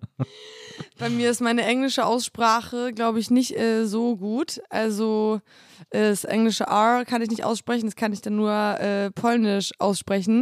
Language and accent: German; Poland; moved away; in meine Heimat fahren, weil ich wollte eigentlich gerne viel äh, mehr da arbeiten